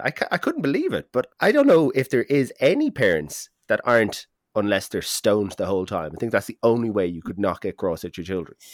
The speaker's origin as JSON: {"language": "English", "country": "Ireland", "said": "as an Irish person"}